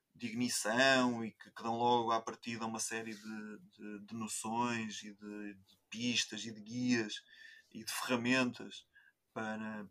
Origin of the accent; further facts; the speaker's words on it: Coimbra, Centro, Portugal; vivo em Coimbra, nascido e criado em Coimbra